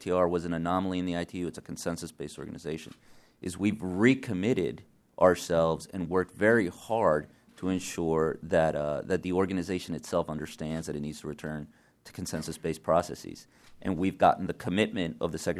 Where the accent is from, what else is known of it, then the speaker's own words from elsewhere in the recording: Orlando, Florida, United States; I grew up in Orlando